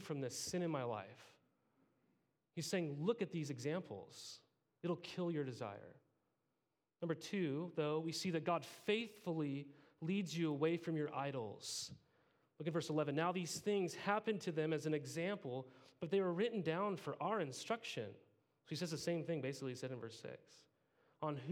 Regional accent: Montana, United States; I grew up in Montana

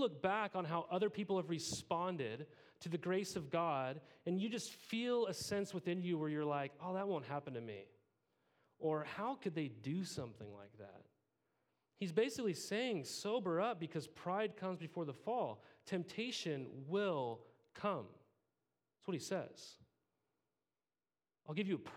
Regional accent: Montana, United States; I grew up in Montana

